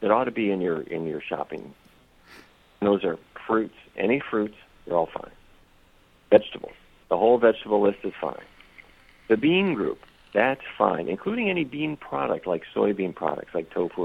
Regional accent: Fargo, North Dakota, United States; I don't know if you've ever been to Fargo, but that's where I grew up

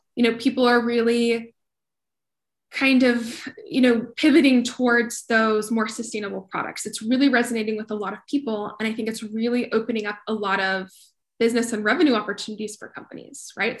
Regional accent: Colorado, United States; now in Austin, United States; I grew up in Colorado

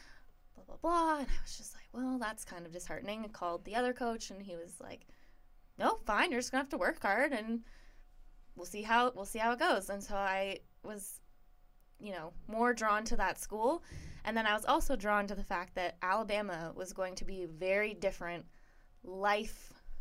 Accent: Barrie, Ontario, Canada; moved away as an adult; now in United States; I'm from the Toronto area. Nice. 40 minutes north of Toronto, a place called Barrie.

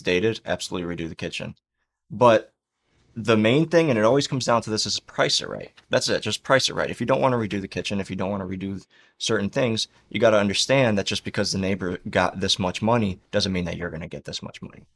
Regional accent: Chicago, Illinois, United States; now in Florida, United States; we're both from Chicago

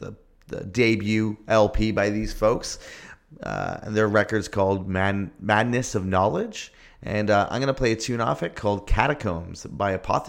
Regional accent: St. Catharines, Ontario, Canada; This next band is from my hometown, St. Catharines

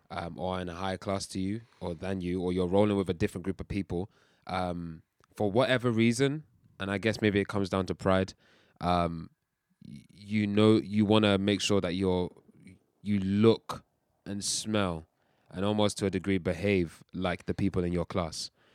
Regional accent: United Kingdom; also born or lived in Nigeria (ancestry); we're Nigerians, uh, we're also British and we're proud of both.

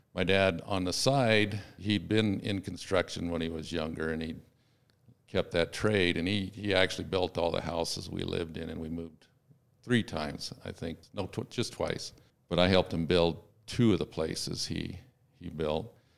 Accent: Sacramento, California, United States; I was born in Sacramento, California

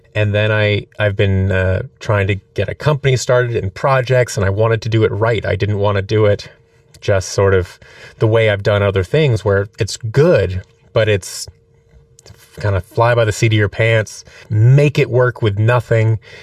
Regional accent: Seattle, Washington, United States; moved away as an adult; also born or lived in Orange County, California / New York; now in Los Angeles, United States; I was born in Seattle, Washington

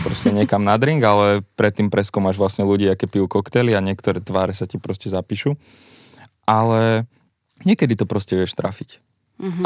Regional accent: Bytča, Žilina Region, Slovakia; moved away as an adult; now in Bratislava, Slovakia; pochádzam z Byča, ja som študoval na gymnáziu

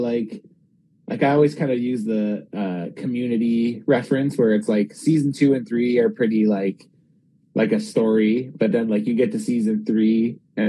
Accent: Vancouver, British Columbia, Canada; I was from Vancouver as well

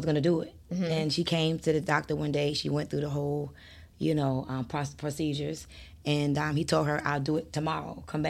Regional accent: New York, United States; born there; I was born in New York.

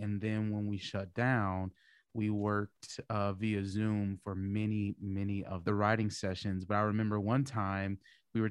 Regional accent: Omaha, Nebraska, United States; I was born and raised in Omaha, Nebraska

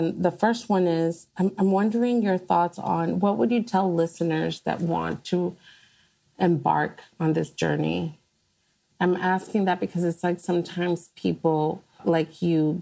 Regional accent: United States; first language Spanish; English is a second language; my experience being born in the United States is of a Black woman

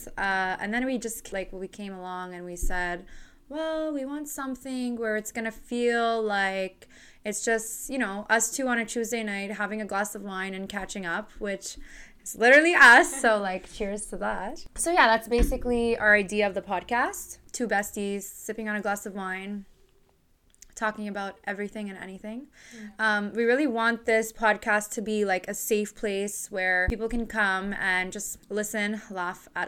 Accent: Montreal, Quebec, Canada; born and raised in Montreal

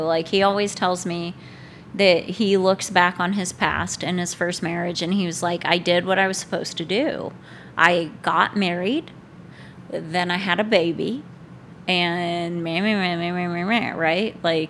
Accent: Wyoming, United States; Hello, I'm from Wyoming.

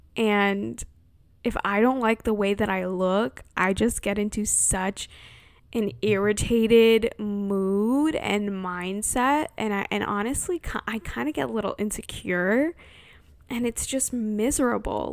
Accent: California, United States; born or raised there

